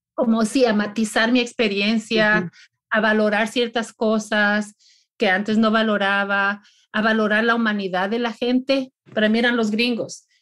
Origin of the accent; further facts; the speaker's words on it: Ecuador; moved away as an adult; now in Florida, United States; nací y me crié en el Ecuador, en las montañas